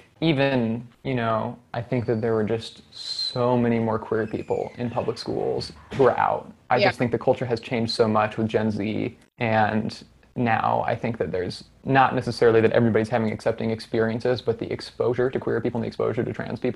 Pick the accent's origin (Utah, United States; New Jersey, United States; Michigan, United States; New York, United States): Michigan, United States; Ann Arbor; I grew up in Ann Arbor